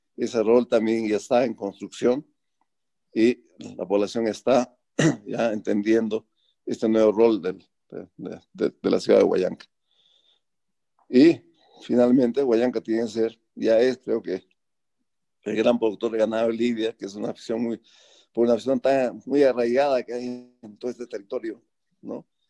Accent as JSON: {"language": "Spanish", "area": "Bolognesi", "region": "Ancash", "country": "Peru", "tie": "born or raised there", "moved": "as an adult", "said": "yo decidí renunciar al IME y venir acá a volver a mi pueblo"}